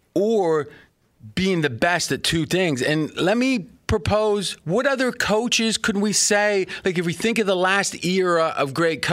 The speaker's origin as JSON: {"language": "English", "region": "Ohio", "country": "United States", "tie": "born or raised there", "moved": "yes", "lives_now": "Las Vegas, United States", "said": "I'm not a Southern boy, right? I grew up in Ohio"}